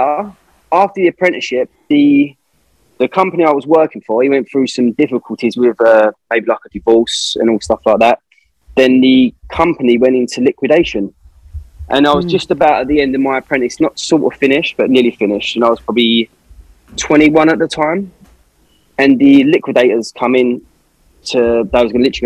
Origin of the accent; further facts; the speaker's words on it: London, United Kingdom; I'm from the East End of London, and it's quite a poor area